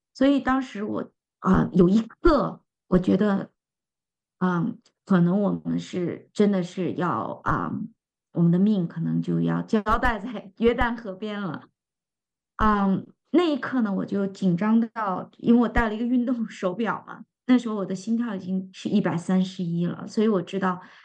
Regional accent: China; 作为我们中国人

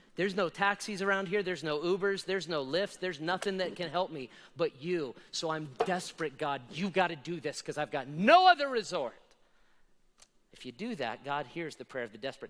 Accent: Las Vegas, Nevada, United States; I was born and raised in Las Vegas

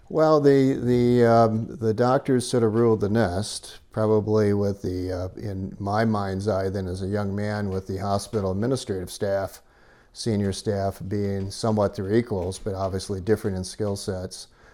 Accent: Michigan, United States; moved away as an adult; also born or lived in Danville, California; now in Nevada County, California, United States; My, uh, roots as a child until midlife was, uh, Michigan

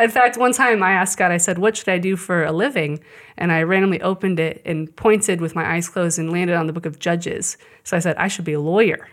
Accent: Shawnee, Kansas, United States; also born or lived in Colorado; I grew up in Shawnee

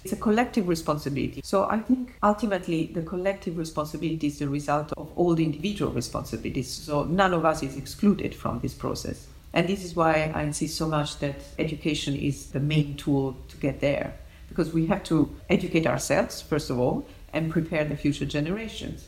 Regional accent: Naples, Campania, Italy; moved away; I was born in Naples and I grew up there and I studied architecture there

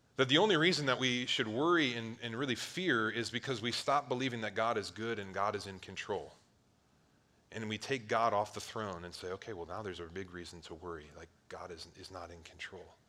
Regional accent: Cleveland, Ohio, United States; I grew up on Lake Erie, one of the Great Lakes in Ohio, right by Cleveland

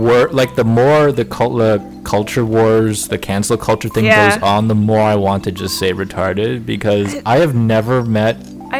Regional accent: United States; I'm the American

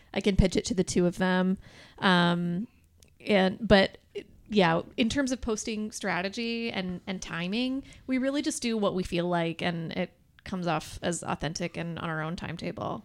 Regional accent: Detroit, Michigan, United States; now in Lansing, United States; I'm from, like, uh, Metro Detroit

